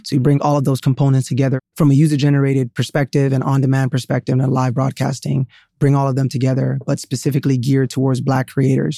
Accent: Sierra Leone; moved away; also born or lived in Atlanta, United States; I was born in Sierra Leone, West Africa.

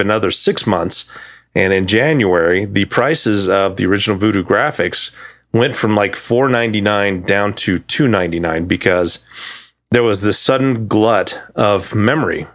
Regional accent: Thermopolis, Wyoming, United States; moved away as an adult; I was born in a town called Thermopolis, Wyoming. Um, lived there up until eighteen.

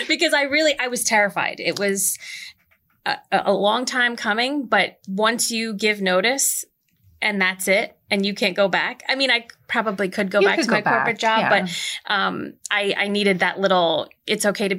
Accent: Manchester, New Jersey, United States; now in Atlantic Highlands, United States; I grew up in Manchester.

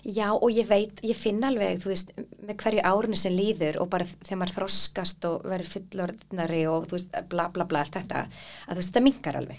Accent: Iceland; að alast upp á Íslandi í fríð og ró

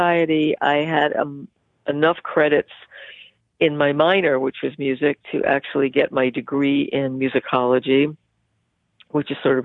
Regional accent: New York City, New York, United States; also born or lived in Long Island; I grew up pretty much in the Bronx

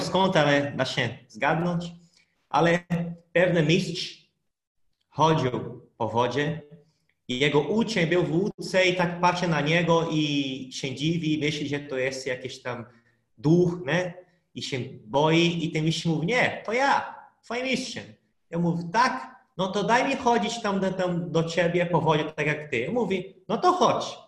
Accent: Brazil; Polish is a second language; moved away as an adult; now in Poland; pochodzę z Brazylii, ale jak do Polski przyleciałem, to już znałem trochę polskiego, bo ja przez dwa lata się uczyłem polskiego

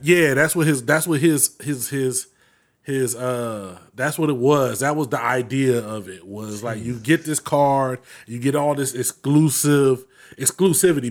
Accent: Florida, United States; growing up in Florida

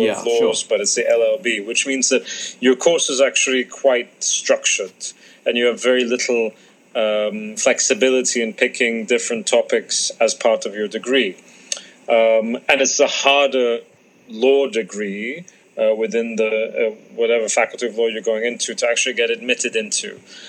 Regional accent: London, United Kingdom; also born or lived in Cairo, Egypt / Abu Dhabi, United Arab Emirates; I split my upbringing between the Arab world and the UK, so between London, Cairo, and Abu Dhabi.

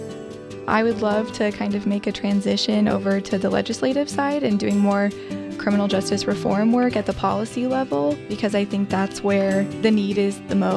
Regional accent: Petersburg, Alaska, United States; I am from Southeast Alaska, a little island called Petersburg. The community that I'm from has a large Alaska Native population

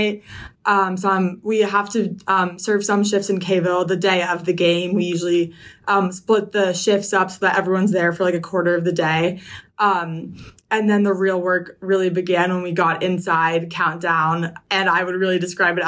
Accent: Potomac, Maryland, United States; I'm from Potomac, Maryland

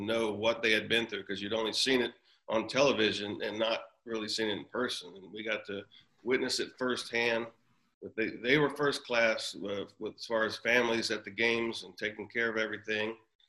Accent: Houston, Texas, United States; born or raised there

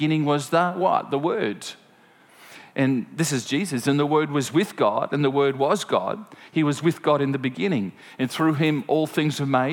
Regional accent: Gympie, Queensland, Australia; it's from a little farm outside of Gympie

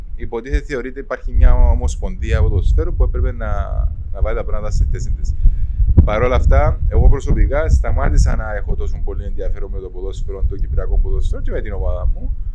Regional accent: Cyprus; moved away as an adult; Έφυγα από την Κύπρο πριν 16 χρόνια

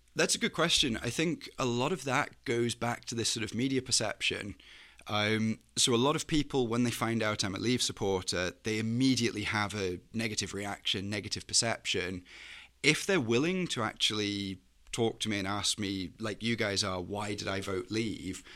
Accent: Chester, North West England, United Kingdom; moved away; also born or lived in Daejeon, South Korea; I'm from a small town called Chester. It's sort of northwest, sort of thirty minutes away from Liverpool and Manchester.

